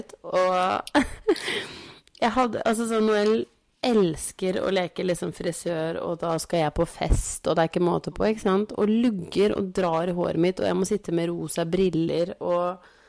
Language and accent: Norwegian; Biri, Innlandet, Norway; jeg er fra Biri